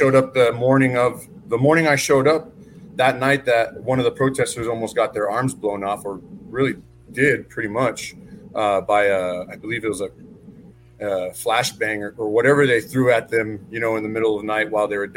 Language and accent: English; El Paso, Texas, United States; also born or lived in Germany; We moved back to El Paso. I grew up in the Northeast, the East Side, which is kind of more central now, and even the Far East Side. I attended all of my schooling here.